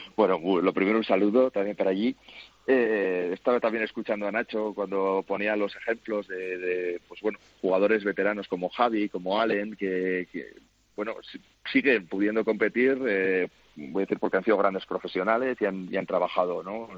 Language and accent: Spanish; Spain; moved away as an adult; now in Slovakia; yo soy español